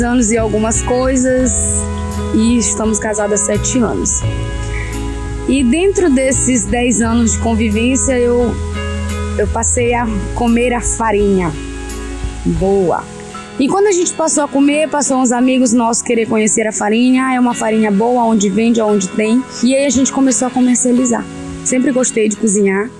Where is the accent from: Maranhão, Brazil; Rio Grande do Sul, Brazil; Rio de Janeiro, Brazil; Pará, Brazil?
Pará, Brazil; Augusto Corrêa; also born or lived in Parauapebas; morei um tempo fora, saí de Augusto Corrêa, não fora do Pará